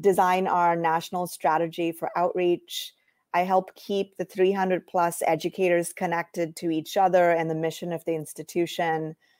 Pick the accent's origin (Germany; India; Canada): India; moved away as an adult; also born or lived in Iowa, United States; now in United States; I grew up in India